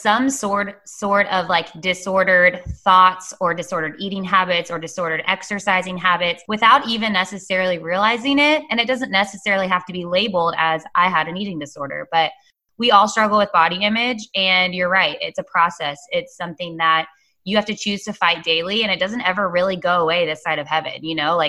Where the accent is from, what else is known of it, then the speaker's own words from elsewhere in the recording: Dallas, Texas, United States; moved away as an adult; also born or lived in Oklahoma; now in Wilmington, United States; I'm from Dallas, Texas. I currently live in Wilmington, North Carolina, though. I was raised in Texas